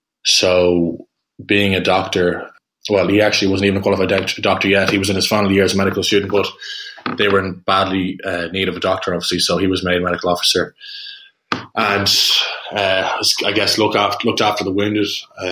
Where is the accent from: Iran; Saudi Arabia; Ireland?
Ireland; Dublin, Leinster; I grew up in St. Helens Wood, so it's quite close to where I live now in Booterstown. It was kind of the perfect place to grow up for a few boisterous brothers, which was what we were